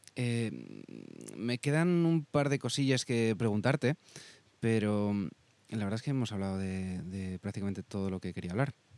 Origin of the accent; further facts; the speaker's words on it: Madrid, Community of Madrid, Spain; como madrileño